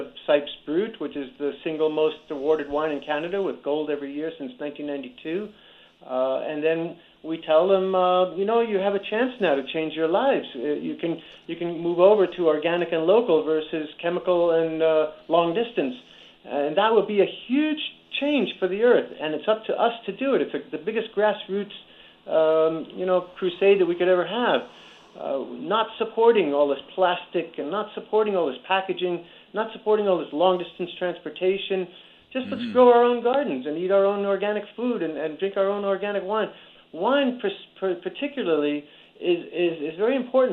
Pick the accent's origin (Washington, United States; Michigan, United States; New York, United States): New York, United States; New Rochelle; I grew up in New Rochelle, New York